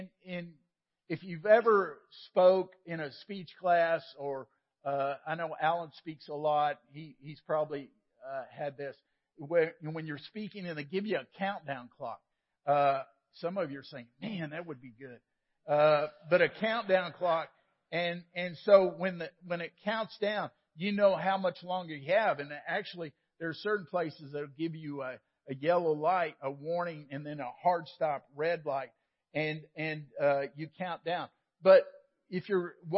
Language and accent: English; Waco, Texas, United States; Sam and I grew up in Waco